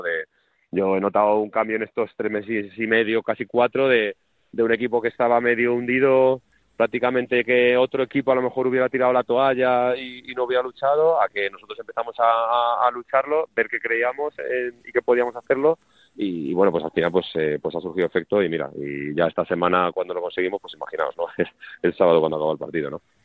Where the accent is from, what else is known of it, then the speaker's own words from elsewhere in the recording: Madrid, Community of Madrid, Spain; jugadores que somos de Madrid